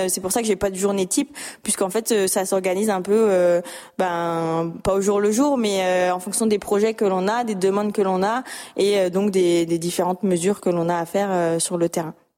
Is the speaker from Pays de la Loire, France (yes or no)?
no; Lorraine, Grand Est, France; moved away; je suis originaire de Lorraine